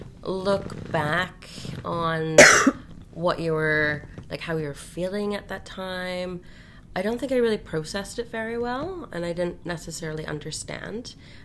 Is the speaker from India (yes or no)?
no; Glasgow, Scotland, United Kingdom; born there; I was born in Glasgow, Scotland, the Royal Infirmary there, which is fondly known as Rotten Row Hospital. Well, Glasgow's a very old city, and you'll hear I have a slight little lilt that comes out sometimes.